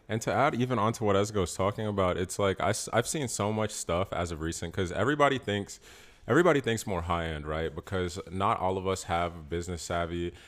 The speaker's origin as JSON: {"language": "English", "town": "Peachtree City", "region": "Georgia", "country": "United States", "moved": "yes", "said": "I'm from Peachtree City. You know what I'm saying? Like, I'm from here"}